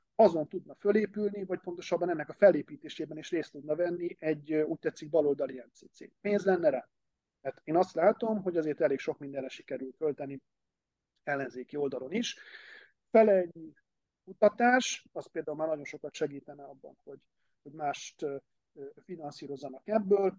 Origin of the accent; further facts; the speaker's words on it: Hungary; egy más korosztály vagyok, meg vidéki